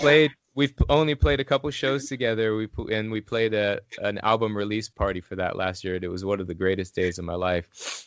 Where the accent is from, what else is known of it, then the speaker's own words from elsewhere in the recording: Illinois, United States; moved away as an adult; now in Asheville, United States; I'm originally from Illinois